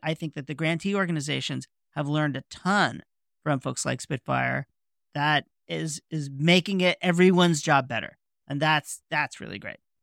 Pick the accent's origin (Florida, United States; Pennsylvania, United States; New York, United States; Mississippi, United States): New York, United States; I'm a New Yorker.